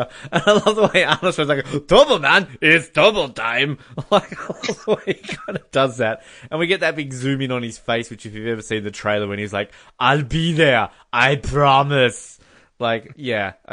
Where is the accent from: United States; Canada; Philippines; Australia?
Australia; I'm Australian